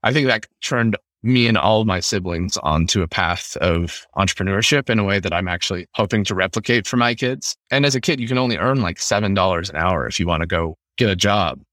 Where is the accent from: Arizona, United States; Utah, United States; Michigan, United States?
Utah, United States; moved away as an adult; also born or lived in Ukraine; growing up in Utah